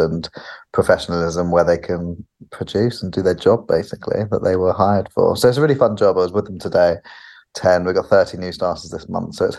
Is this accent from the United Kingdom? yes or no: yes; United Kingdom; also born or lived in California; being a British person, but also a British man, has been really interesting, because you just grow up in your culture